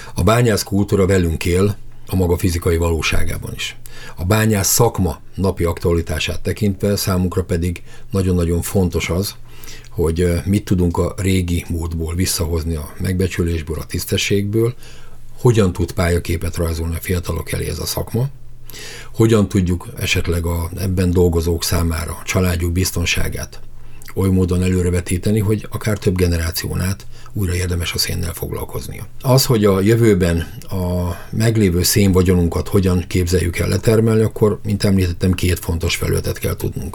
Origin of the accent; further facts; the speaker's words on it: Ózd, Borsod-Abaúj-Zemplén, Hungary; én Úzról származom, ahol kohászok, bányászok éltek zömében